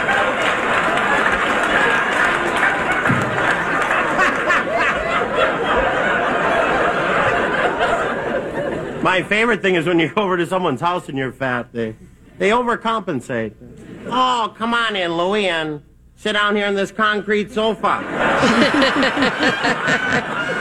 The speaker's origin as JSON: {"language": "English", "region": "Minnesota", "country": "United States", "moved": "yes", "said": "I am from Minnesota"}